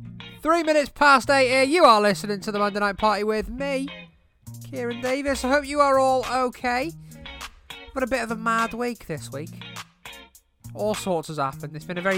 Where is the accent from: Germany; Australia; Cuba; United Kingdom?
United Kingdom; Wrexham, Wales; My hometown, Wrexham.